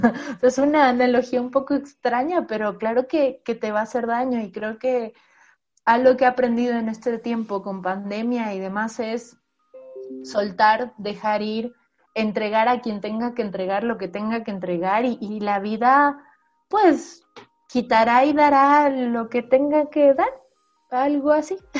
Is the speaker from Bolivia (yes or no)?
yes; Bolivia; moved away; also born or lived in Mexico; Soy una boliviana que publicó en México